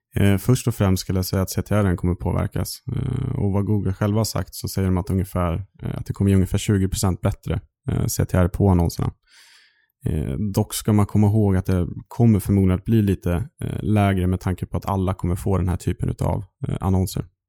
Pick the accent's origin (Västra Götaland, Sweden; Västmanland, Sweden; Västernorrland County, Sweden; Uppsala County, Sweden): Västernorrland County, Sweden; Sundsvall; moved away as an adult; now in Stockholm, Sweden; född och uppväxt i Sundsvall eh, i Norrland och flyttade hit ner till Stockholm för drygt sju år sedan.